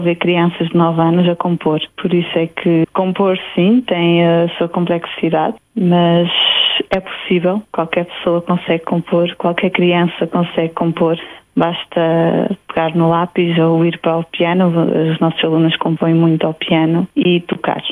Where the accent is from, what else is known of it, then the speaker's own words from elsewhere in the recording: Bragança, Bragança District, Portugal; moved away; also born or lived in London; em Bragança, sim, que é a minha cidade natal.